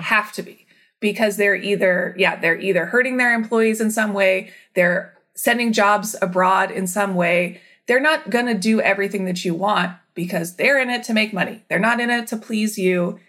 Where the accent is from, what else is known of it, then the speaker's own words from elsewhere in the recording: Vacaville, California, United States; also born or lived in Arkansas / San Diego / Orange County / Washington, D.C.; I grew up in Northern California in a town called Vacaville